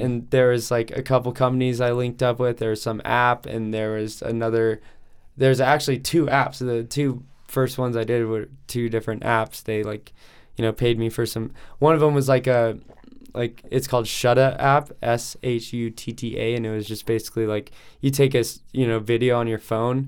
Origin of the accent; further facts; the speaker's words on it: Lakewood, Colorado, United States; I was born and raised here in Denver, um, Lakewood.